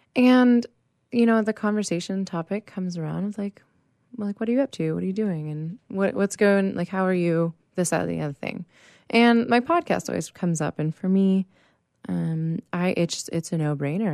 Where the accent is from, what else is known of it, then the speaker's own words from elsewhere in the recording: Pittsburgh, Pennsylvania, United States; now in San Diego, United States; I am originally from Pittsburgh, Pennsylvania